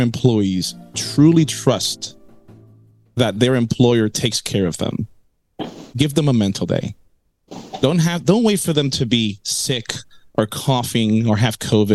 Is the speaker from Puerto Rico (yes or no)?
yes; Puerto Rico; moved away; I was born in Puerto Rico, my early life in Puerto Rico